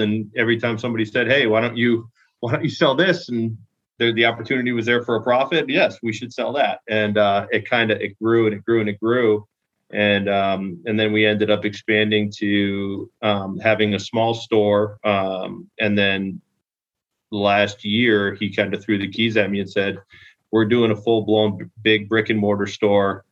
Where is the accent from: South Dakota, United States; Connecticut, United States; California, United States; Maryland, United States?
Connecticut, United States; moved away as an adult; now in St. Petersburg, United States; I was actually born and raised in Connecticut